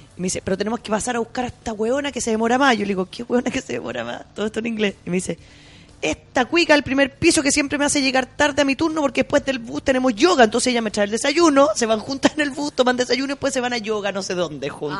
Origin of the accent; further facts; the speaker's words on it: Chile; de Chile